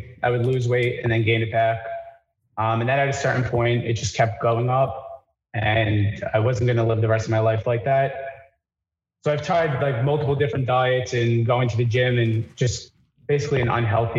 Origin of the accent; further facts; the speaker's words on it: New Jersey, United States; I'm from New Jersey as well.